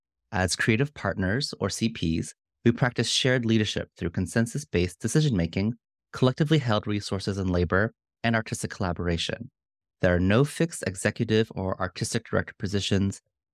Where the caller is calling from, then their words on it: Potomac, Maryland, United States; I'm calling in from the Piscataway and Manahonok lands, colonially known as Potomac, Maryland.